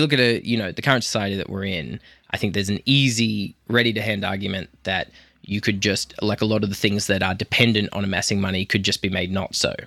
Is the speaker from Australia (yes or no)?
yes; Australia; I'm an Australian, so I come from a high agreeability culture as well